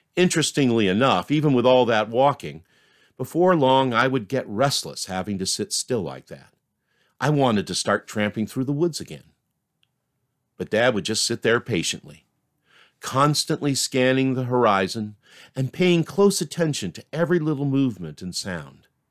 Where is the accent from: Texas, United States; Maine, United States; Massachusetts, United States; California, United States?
Maine, United States; now in Concord, United States; my life growing up in Maine